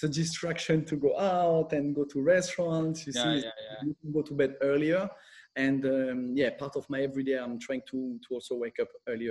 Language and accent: English; France and Corsica, France; moved away as an adult; also born or lived in London, United Kingdom / Milan, Italy / Spain; I'm half French, half Italian. I grew up between France and Corsica.